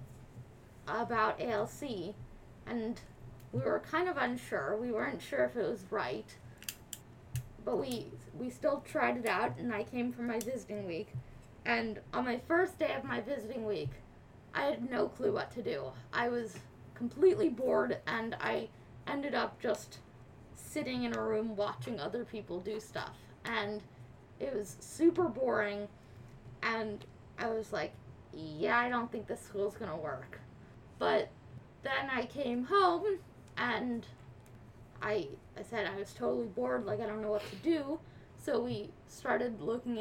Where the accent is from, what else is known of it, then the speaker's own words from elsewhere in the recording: New York City, New York, United States; also born or lived in London; I grew up here in New York City.